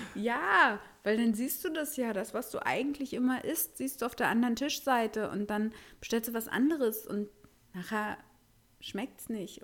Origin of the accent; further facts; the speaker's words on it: Berlin, Germany; wir Berliner